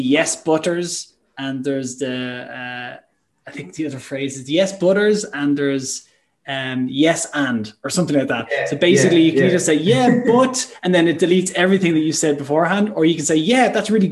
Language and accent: English; Ireland; I'm Irish